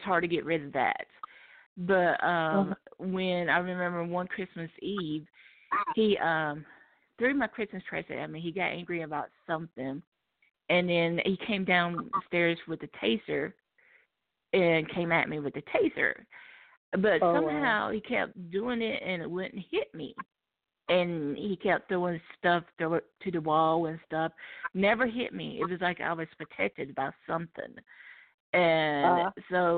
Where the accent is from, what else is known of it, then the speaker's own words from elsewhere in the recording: Charlotte, North Carolina, United States; I'm originally from Charlotte, North Carolina